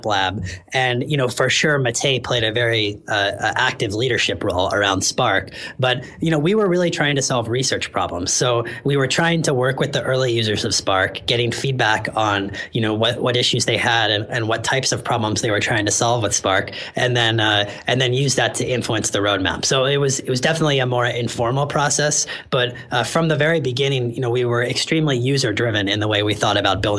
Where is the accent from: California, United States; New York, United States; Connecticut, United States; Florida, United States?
California, United States; San Francisco; I'm actually from San Francisco originally, so I was happy to be back in the Bay Area